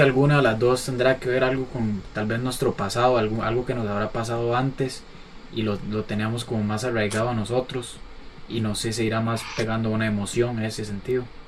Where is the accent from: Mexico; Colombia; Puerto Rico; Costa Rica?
Costa Rica; en Costa Rica tenemos como la maña